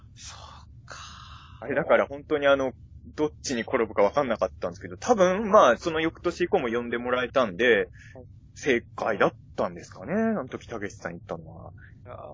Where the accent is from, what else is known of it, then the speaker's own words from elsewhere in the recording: Ibaraki, Japan; now in Chofu, Japan; 僕も出身は茨城